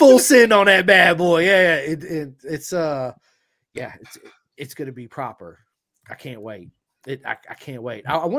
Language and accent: English; United States; No, dude, I'm from America.